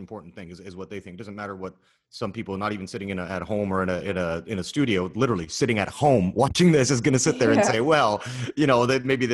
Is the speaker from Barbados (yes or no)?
no; Canada; now in Los Angeles, United States; I live in Los Angeles and I'm from Canada.